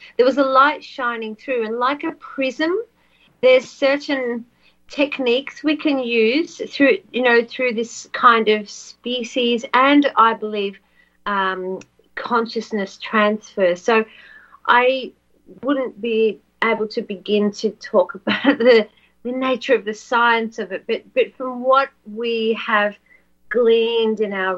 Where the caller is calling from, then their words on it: Australia; because I'm ringing from Australia